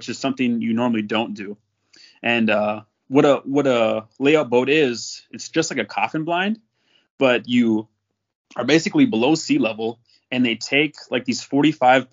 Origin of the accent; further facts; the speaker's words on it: North Dakota, United States; I grew up in North Dakota